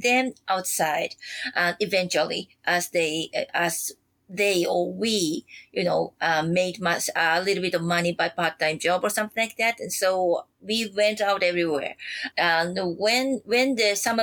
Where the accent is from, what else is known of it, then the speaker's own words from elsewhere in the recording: Sendai, Miyagi, Japan; moved away as an adult; now in Kyoto, Japan; I'm not a Kyotoite because I was born in Sendai